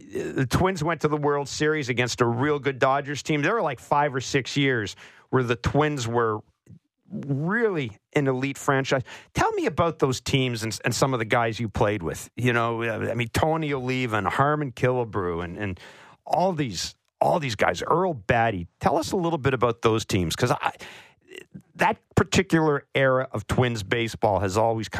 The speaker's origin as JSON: {"language": "English", "region": "Manitoba", "country": "Canada", "tie": "born or raised there", "said": "I grew up in Manitoba. I grew up a Twins fan."}